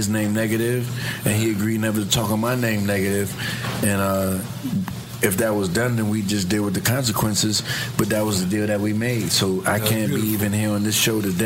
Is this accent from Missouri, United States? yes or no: no; New York City, New York, United States; also born or lived in Harlem; growing up in the South Bronx and then migrating back and forth to Harlem.